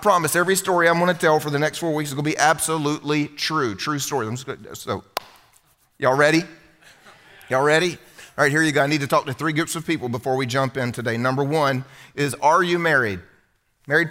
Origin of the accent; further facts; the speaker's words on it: Southern United States, United States; first language English; I'm American, as you can tell. I'm a good Southern American boy